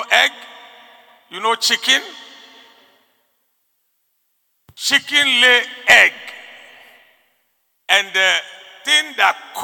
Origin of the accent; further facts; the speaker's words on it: Ghana; I like being a Ghanaian. I like being here.